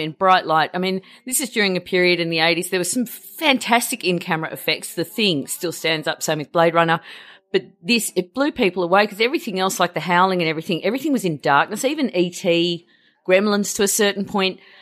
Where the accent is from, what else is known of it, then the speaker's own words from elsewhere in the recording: Australia; being Australian